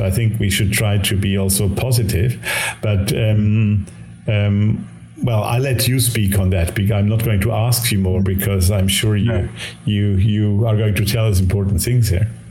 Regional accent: Switzerland; first language Swiss German; English is a second language; Jung and I we share not only the same oh, yes, German mother tongue, but even the same Swiss mother tongue

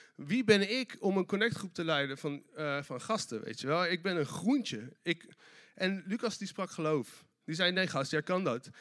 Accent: Delft, South Holland, Netherlands; ik kom uit Delft

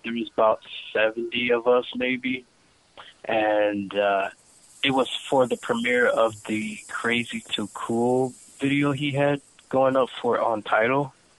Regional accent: Minneapolis, Minnesota, United States; I'm from Minneapolis, Minnesota.

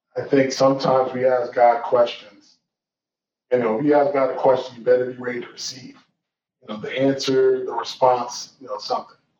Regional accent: Georgia, United States; moved away as an adult; also born or lived in Washington, D.C. / Nigeria / Tulsa, Oklahoma; where I was born in D.C., where I grew up in Georgia, where I you know spent some formative years in Nigeria

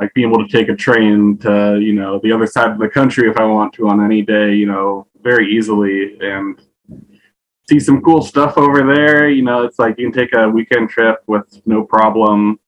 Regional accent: United States; born or raised there; moved away as an adult; now in Japan

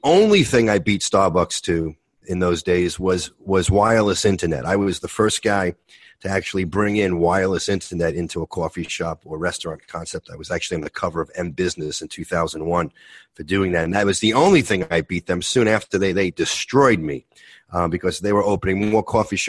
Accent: New York City, New York, United States; Born and raised in New York City, brought up in Brooklyn, Italian Catholic background

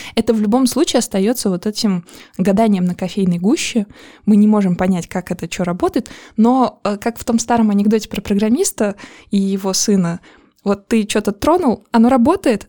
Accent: Azerbaijan; Я из Азербайджана

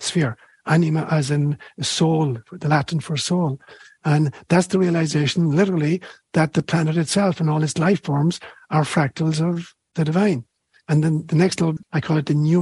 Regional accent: Ireland; moved away; when I was a kid growing up in Ireland

